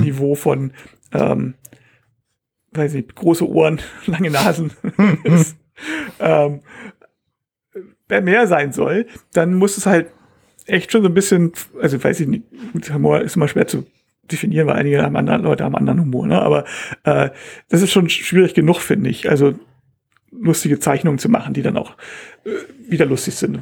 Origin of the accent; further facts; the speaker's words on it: Hamburg, Germany; also born or lived in Bangkok; als Hamburger